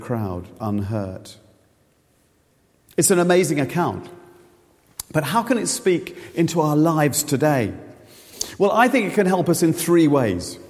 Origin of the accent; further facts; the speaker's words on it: Reading, South East England, United Kingdom; Reading is my hometown